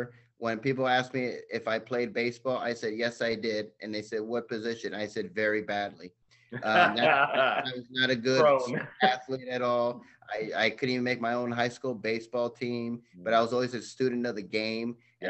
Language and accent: English; Los Angeles, California, United States; And I grew up in Los Angeles, so sorry.